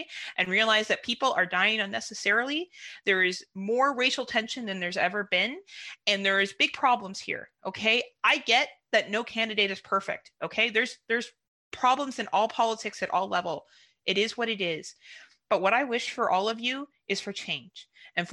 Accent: Canada; being a Canadian

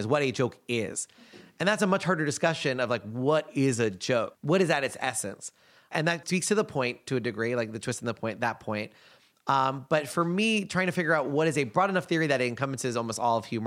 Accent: United States; being an American

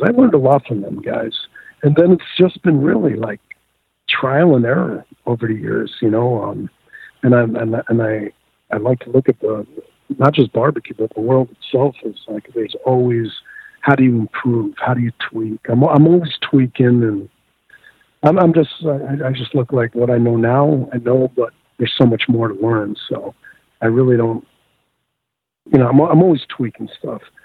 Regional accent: the New York area, United States; moved away; I grew up in the New York area

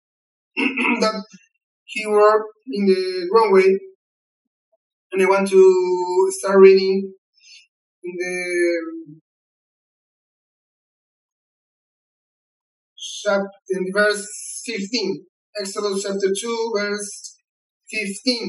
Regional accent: Chile; first language Spanish; English is a second language; I'm from Chile

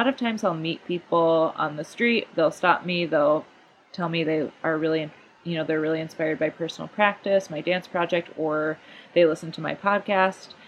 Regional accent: Grand Rapids, Michigan, United States; moved away as an adult; also born or lived in Ann Arbor, Michigan; now in Bay Area, United States; I grew up in Grand Rapids.

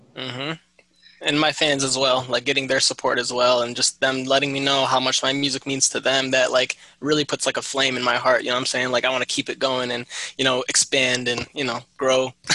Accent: Michigan, United States; I was born and raised in Michigan

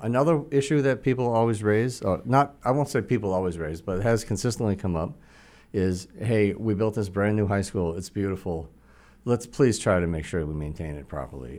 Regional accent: Attleboro, Massachusetts, United States; also born or lived in Boston; I was born actually in Boston, but when I was about three months old, my parents moved to Attleboro

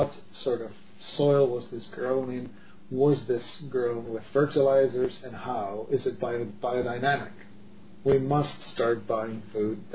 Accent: Czechia; moved away; I grew up in Europe, in the, Czech Republic

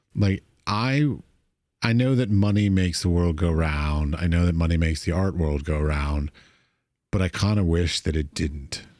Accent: United States; As an American

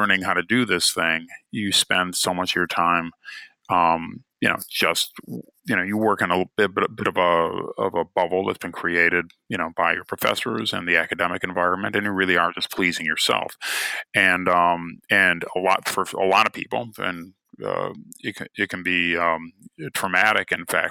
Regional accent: Cleveland, Ohio, United States; born or raised there

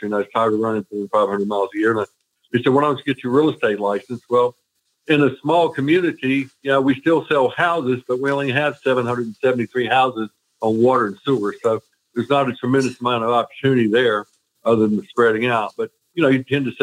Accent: Charlotte, North Carolina, United States; also born or lived in Pilot Mountain area, North Carolina; I grew up in Charlotte, but my mother's family is from this area.

